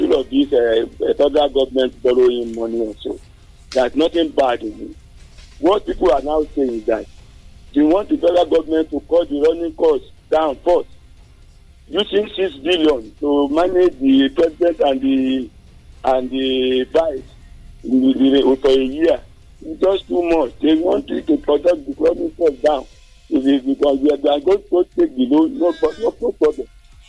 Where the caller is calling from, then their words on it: Nigeria; I'm calling from Olomoro.